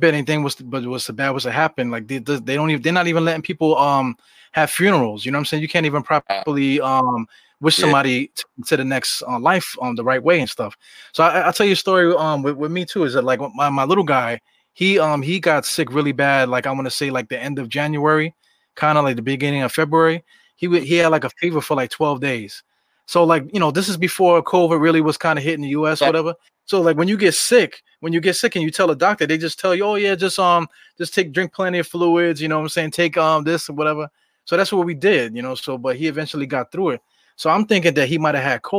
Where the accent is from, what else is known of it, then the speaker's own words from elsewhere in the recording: New York City, New York, United States; when I was coming up in East New York, that was like the murder capital of Brooklyn